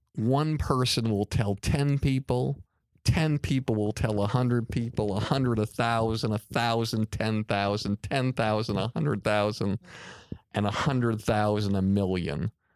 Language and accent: English; Longmeadow, Massachusetts, United States; as a young boy growing up in Long Meadow, Massachusetts